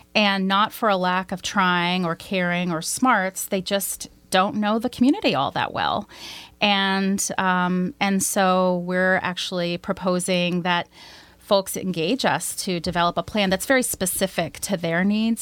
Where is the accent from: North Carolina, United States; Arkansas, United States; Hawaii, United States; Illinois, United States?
Arkansas, United States; moved away as an adult; also born or lived in Washington, D.C.; I'm originally from Arkansas. My father was a cotton, uh, ginner and a cotton and soybean farmer